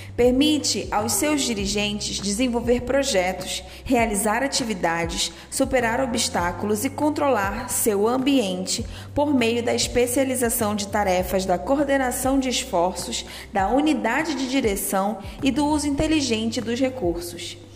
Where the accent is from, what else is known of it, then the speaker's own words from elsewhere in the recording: Manaus, Amazonas, Brazil; Sou manauara, amazona, índia, filhos de pais ribeirinhos e de família manacapuruense